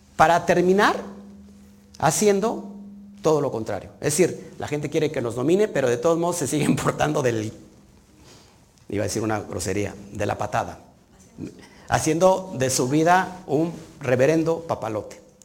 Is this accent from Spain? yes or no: no; Mexico; yo estoy aquí en México, yo nací en México, yo no estoy exiliado